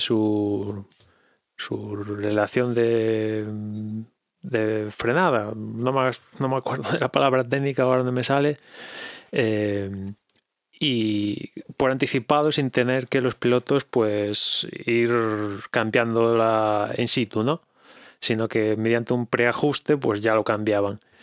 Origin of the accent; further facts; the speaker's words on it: Galicia, Spain; accent: Galician; mi inglés es de Galicia. Pido perdón por mi acento